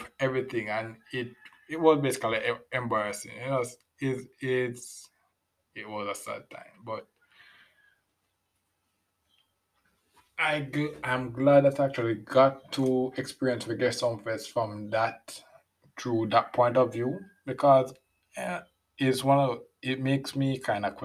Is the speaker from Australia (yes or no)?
no; Jamaica; I'm a Jamaican as well.